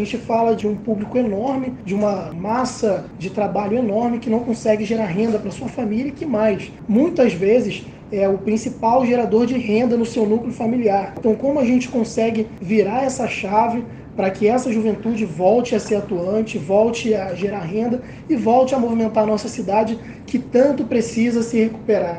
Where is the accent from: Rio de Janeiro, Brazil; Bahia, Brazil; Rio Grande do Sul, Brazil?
Rio de Janeiro, Brazil; ter nascido e crescido na Cidade de Deus